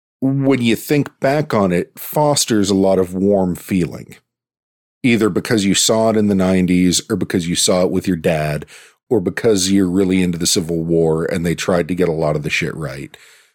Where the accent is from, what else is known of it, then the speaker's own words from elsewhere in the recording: Pittsburgh, Pennsylvania, United States; I'm from Pittsburgh.